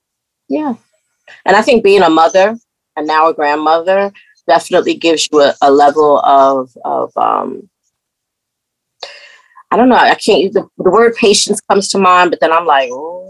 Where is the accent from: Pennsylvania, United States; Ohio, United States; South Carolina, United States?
South Carolina, United States; raised in the low country of South Carolina.